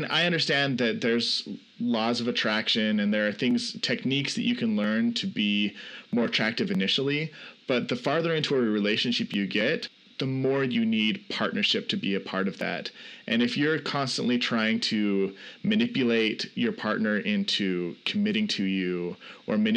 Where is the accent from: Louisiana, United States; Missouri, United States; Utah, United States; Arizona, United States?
Utah, United States; Salt Lake City; I'm from Salt Lake City, Utah